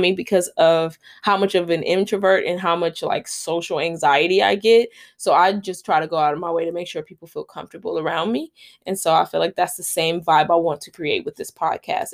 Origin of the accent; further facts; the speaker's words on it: Los Angeles, California, United States; now in Long Beach, United States; I am a Los Angeles native. I was born and raised in South Central, grew up there.